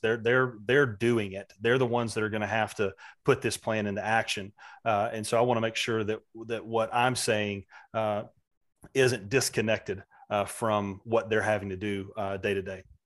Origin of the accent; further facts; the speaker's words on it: Valdosta, Georgia, United States; a kid growing up in Valdosta, Georgia in the mid-eighties